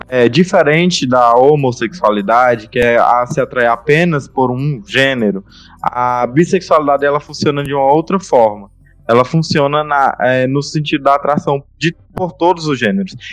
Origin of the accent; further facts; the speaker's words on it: Remanso, Bahia, Brazil; also born or lived in Juazeiro; voltado pra minha cidade natal, que é Remanso